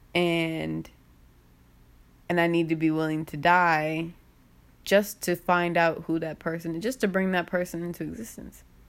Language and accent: English; United States; the cognitive dissonance of being an American is so crazy